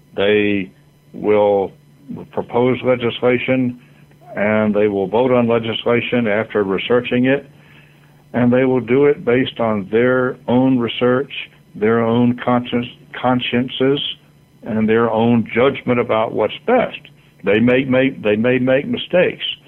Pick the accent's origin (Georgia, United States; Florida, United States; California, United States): Florida, United States; my home state, Florida, where I was born.